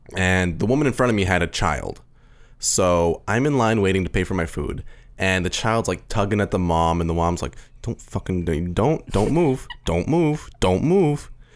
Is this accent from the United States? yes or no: no; Canada; we're Canadian, too